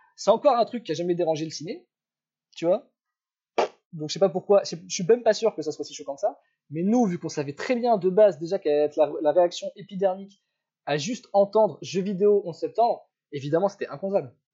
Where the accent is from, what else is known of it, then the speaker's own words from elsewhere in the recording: Paris, Île-de-France, France; je suis parisien à la base